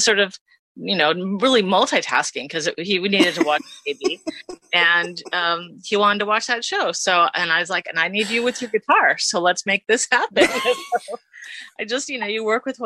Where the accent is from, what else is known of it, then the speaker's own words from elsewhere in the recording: Los Angeles, California, United States; From Los Angeles